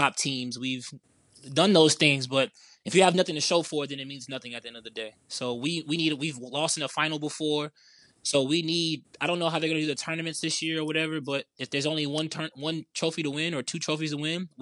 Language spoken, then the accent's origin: English; New Orleans, Louisiana, United States; we're from New Orleans